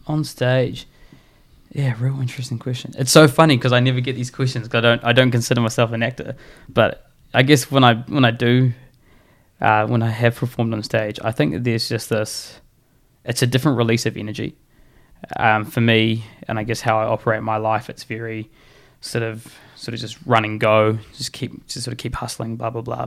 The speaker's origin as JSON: {"language": "English", "region": "Auckland", "country": "New Zealand", "tie": "born or raised there", "also_born_or_lived": "Taranaki, New Zealand / Invercargill, New Zealand / Hawera, New Zealand", "moved": "as an adult", "lives_now": "Canterbury, New Zealand", "said": "I grew up in Auckland"}